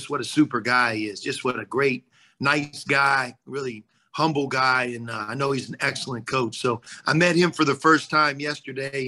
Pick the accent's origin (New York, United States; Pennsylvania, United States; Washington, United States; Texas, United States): Pennsylvania, United States; Pittsburgh; moved away as an adult; now in Cincinnati, United States; Born and raised in Pittsburgh, went to Pitt